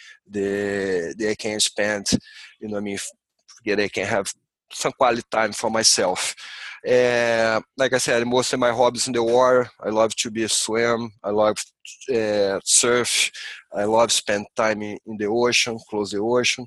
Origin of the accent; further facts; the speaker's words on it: Rio de Janeiro, Brazil; English is a second language; moved away as an adult; now in Santa Cruz, United States; I grew up in Rio, close to the ocean.